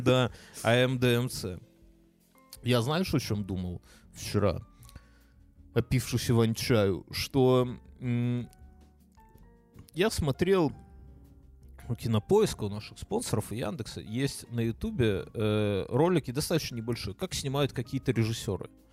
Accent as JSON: {"language": "Russian", "country": "Belarus", "also_born_or_lived": "Ukraine (ancestry)", "said": "мы же белорусы"}